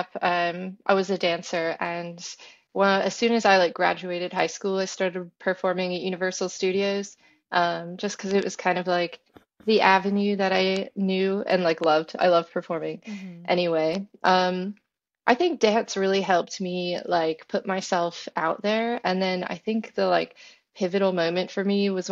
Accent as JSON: {"language": "English", "region": "Florida", "country": "United States", "said": "I'm from Florida"}